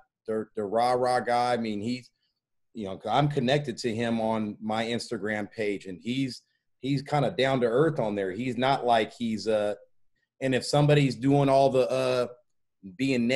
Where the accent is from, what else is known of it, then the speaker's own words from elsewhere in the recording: Portland, Oregon, United States; I'm from Portland, Oregon